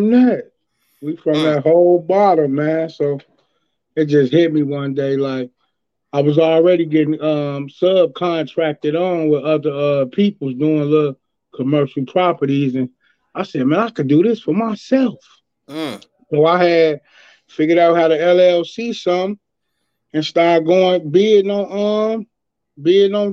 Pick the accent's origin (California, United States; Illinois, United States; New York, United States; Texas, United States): Illinois, United States; Chicago; Chi-Town, born and raised, Oak Hill Gardens